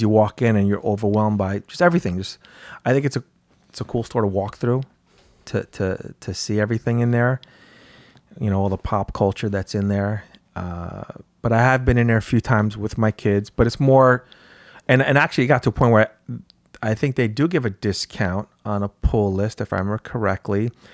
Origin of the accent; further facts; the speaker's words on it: North White Plains, New York, United States; I grew up in North White Plains